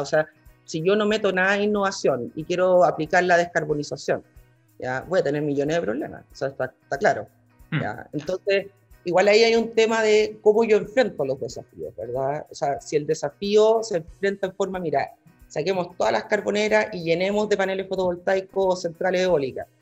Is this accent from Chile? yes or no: yes; Chile